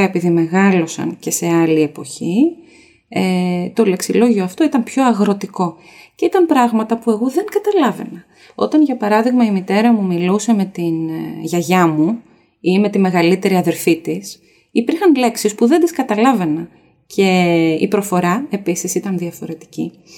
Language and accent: Greek; Greece; Γιατί είμαι από την Ελλάδα, έχω δύο γονείς από την Ελλάδα